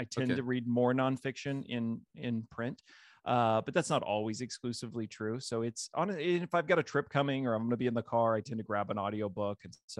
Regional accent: Jefferson City, Missouri, United States; also born or lived in Marshfield; I'm originally from this area. I was born in Marshfield. My dad was a state trooper growing up, so we moved quite a bit, although it was always within the state of Missouri.

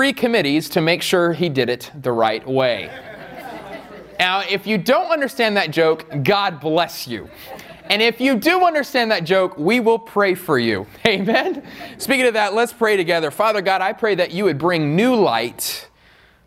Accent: Queen Creek, Arizona, United States; also born or lived in Riverside; I am from Queen Creek

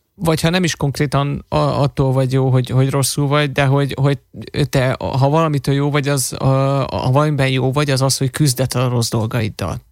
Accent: Hungary; fehér vagyok, meg magyar vagyok, magyarul beszélek

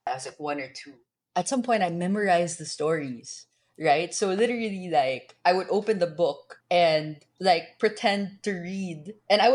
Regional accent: Manila, Metro Manila, Philippines; I was born and raised in Manila

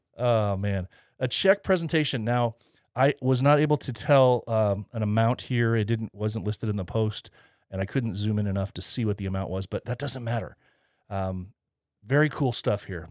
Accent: Indiana, United States; my home state, Indiana

